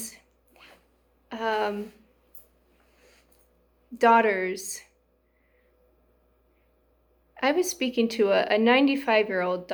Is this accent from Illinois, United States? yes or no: no; South Dakota, United States; also born or lived in Los Angeles, California; now in Duarte, United States; I grew up in South Dakota on a farm